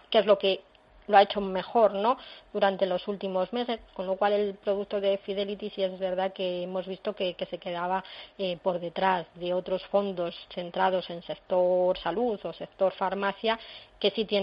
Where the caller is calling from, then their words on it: Valladolid, Castile and León, Spain; llamo de Valladolid